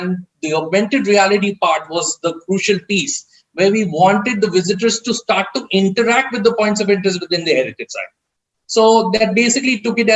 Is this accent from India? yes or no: yes; India; me as an Indian